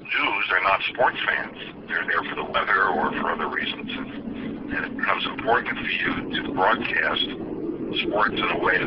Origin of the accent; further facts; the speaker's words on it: New York City, New York, United States; Even though I grew up in Queens